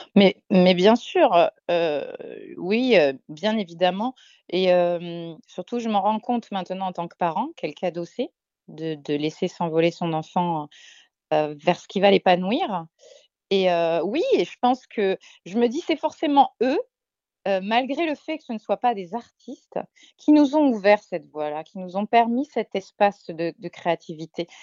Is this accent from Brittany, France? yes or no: no; Marseille, Provence-Alpes-Côte d'Azur, France; moved away; on est des Marseillaises à la base